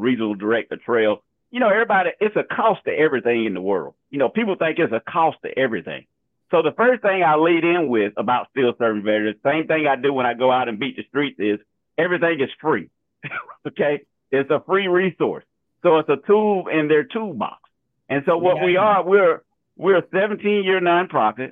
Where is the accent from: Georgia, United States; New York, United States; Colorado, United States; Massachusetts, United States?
Georgia, United States; We're both from Georgia